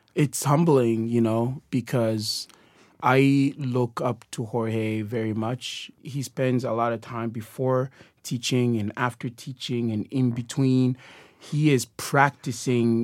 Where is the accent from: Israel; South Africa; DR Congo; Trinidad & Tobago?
DR Congo; moved away; I am originally from the Democratic Republic of Congo